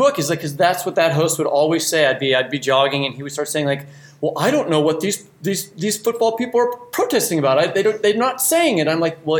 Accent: Kansas City, Missouri, United States; my hometown of Kansas City.

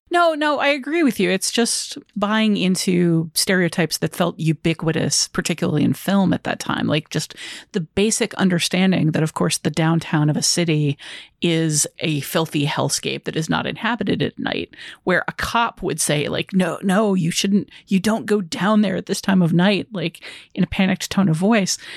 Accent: Chicago, Illinois, United States; as a Chicagoan

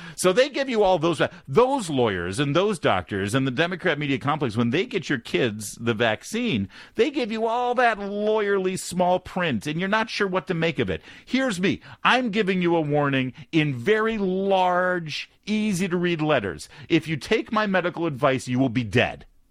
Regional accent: Newport Beach, California, United States; also born or lived in Detroit, Michigan; now in Washington, D.C., United States; I grew up in Newport

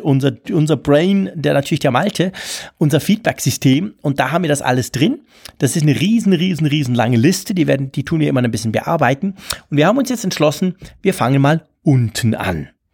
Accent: Switzerland; also born or lived in Bern; ich als Schweizer

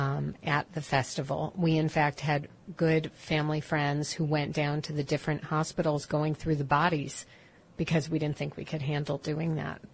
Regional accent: Chicago, Illinois, United States; moved away; I grew up in Chicago

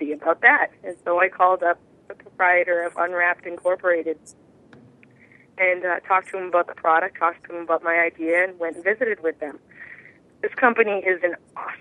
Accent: Massachusetts, United States; I'm from Massachusetts

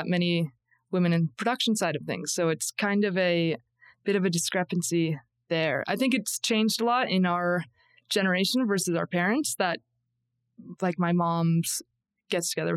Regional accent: Port Perry, Ontario, Canada; now in Banff, Canada; I'm from Port Perry, which is a small town

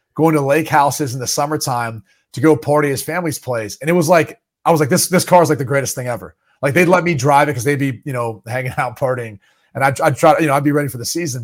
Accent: Dublin, Ohio, United States; moved away; I grew up in Dublin, Ohio, home of Wendy's

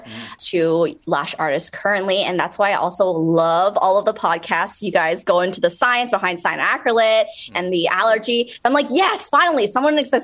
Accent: Toronto, Ontario, Canada; I grew up in Toronto, so I was born in Canada

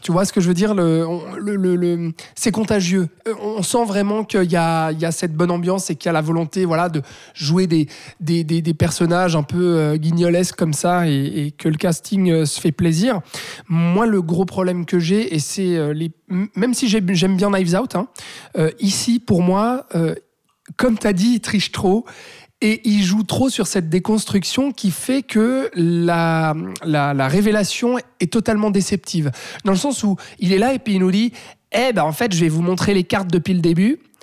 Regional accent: Switzerland; chez nous en Suisse

